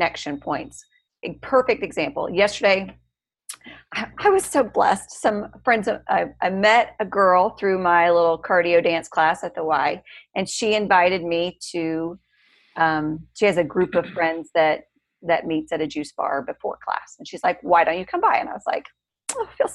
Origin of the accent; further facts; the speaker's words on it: United States; I grew up on the Missouri-Iowa border